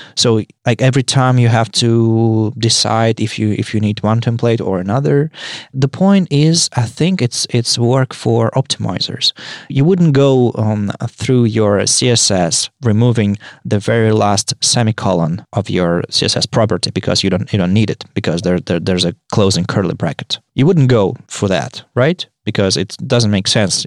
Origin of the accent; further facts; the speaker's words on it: Saint Petersburg, Russia; I'm from Saint Petersburg, Russia.